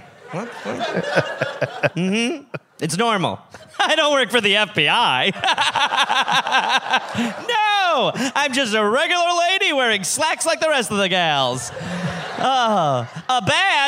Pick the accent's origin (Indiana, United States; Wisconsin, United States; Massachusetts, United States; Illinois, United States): Wisconsin, United States; I'm from Wisconsin.